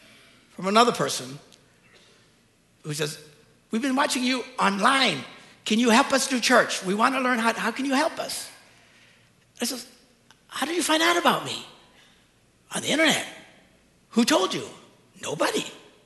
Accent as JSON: {"language": "English", "country": "United States", "said": "But we're Americans. We get scammed all the time."}